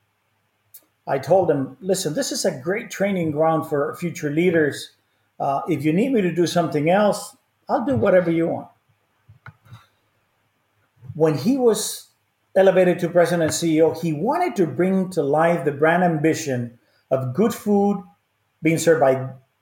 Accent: Mexico City, Mexico; moved away; I was born and raised in Mexico.

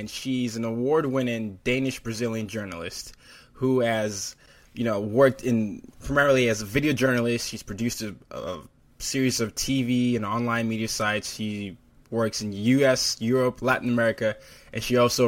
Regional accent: Lagos, Nigeria; now in New York, United States; I'm from Lagos, Nigeria

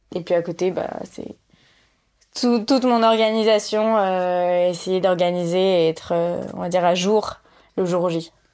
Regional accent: Lyon, Auvergne-Rhône-Alpes, France; je suis née à Lyon

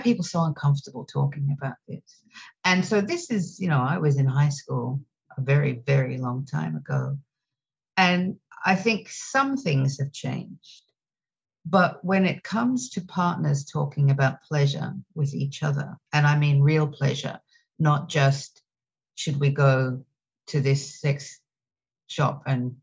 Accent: Australia; now in New York City, United States; I'm originally from Australia. And now I live in New York City

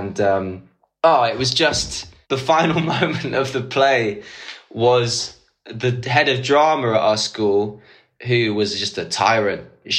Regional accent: Islington, London, United Kingdom; I went to school in Walthamstow, {S6} right, {S5} and it was like, and I was from Islington

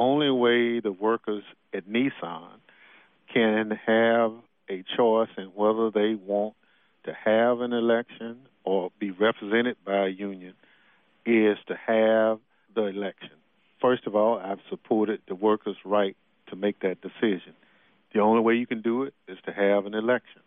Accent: Mississippi, United States; As a child in Mississippi, some of the better jobs in my hometown were people who either worked for the railroad or for the post office

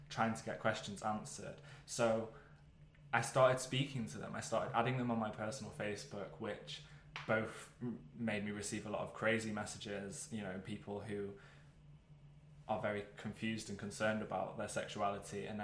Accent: Wales, United Kingdom; I, so I grew up in North Wales. Probably quite important to mention that.

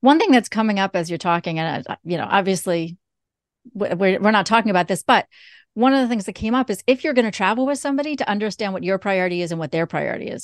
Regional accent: New York, United States; I'm originally from New York.

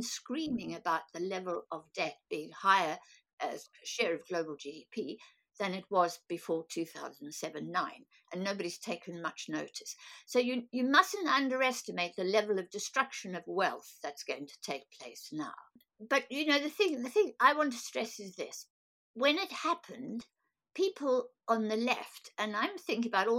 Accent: South Africa; I'm a South African born

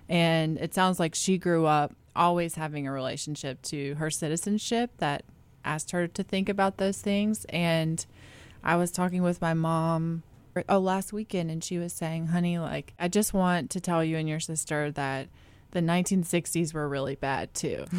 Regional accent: North Carolina, United States; I grew up in North Carolina

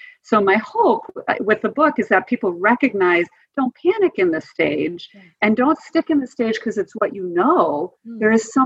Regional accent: Wisconsin, United States; I grew up in Wisconsin

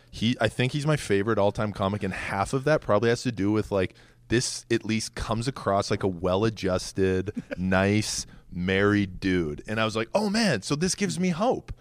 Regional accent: Edmonton, Alberta, Canada; moved away as an adult; also born or lived in Twin Cities, Minnesota; now in New York City, United States; I was born in Edmonton, but I, I lived back and forth between Edmonton and the Twin Cities in Minnesota

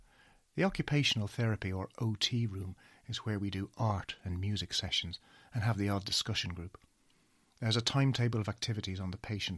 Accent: Dublin, Leinster, Ireland; now in United Kingdom; I'm 53 years old. I'm originally from Dublin

